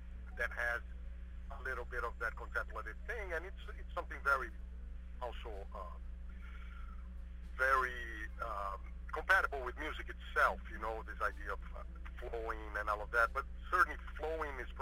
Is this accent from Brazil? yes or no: yes; São Paulo, Brazil; moved away as an adult; I was brought up in Sao Paulo and I lived there until I was 18